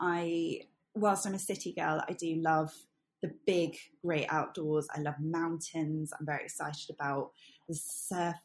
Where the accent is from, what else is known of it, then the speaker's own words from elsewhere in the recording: Hertfordshire, East of England, United Kingdom; also born or lived in Singapore; now in London, United Kingdom; I was born and bred outside of London in Hertfordshire